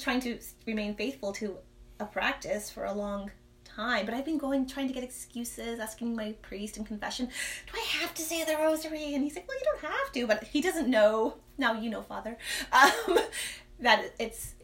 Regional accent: Toronto, Ontario, Canada; I'm from the Toronto area.

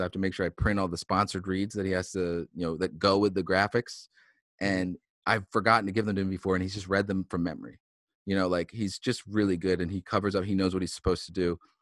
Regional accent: Philadelphia, Pennsylvania, United States; moved away as an adult; now in Boston, United States; I moved up from Philly um, for college

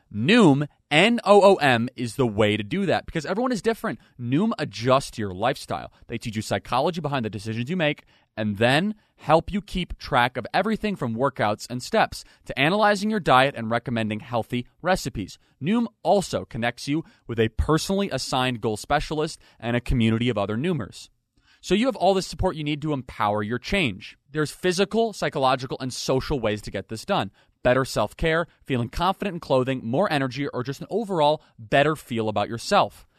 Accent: Illinois, United States; now in Florida, United States; I am from Illinois

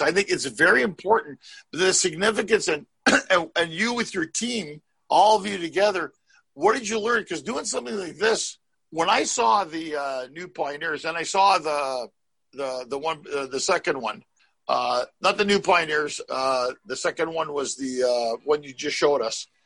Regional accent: Canada; now in Los Angeles, United States; I came from Canada

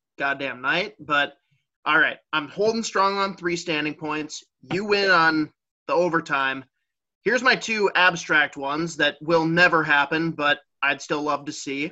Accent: Minnesota, United States; I'm from Minnesota

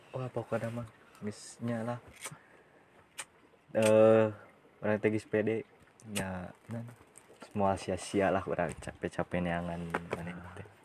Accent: West Java, Indonesia; Oke, gue Sunda Sunda.

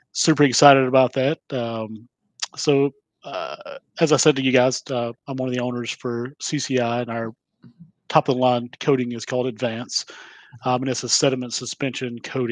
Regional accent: Georgia, United States; I'm from Georgia and I speak real slow

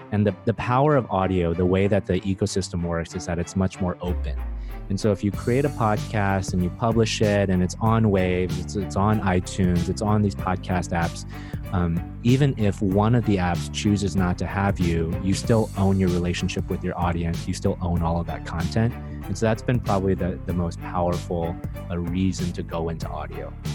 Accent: United States; moved away as an adult; also born or lived in Silicon Valley; now in Vietnam; I grew up in America and uh, spent most of my time in Silicon Valley

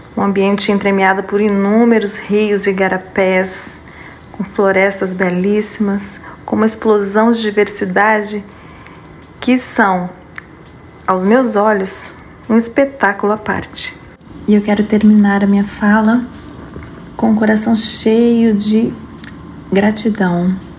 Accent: Espírito Santo, Brazil; now in Amapá, Brazil; Eu sou capixaba e estou distante da minha terra natal

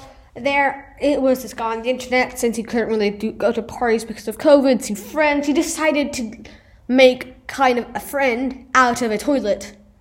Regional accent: Italy; first language Italian; English is a second language; both in my mother tongue, which is Italian, and in English.

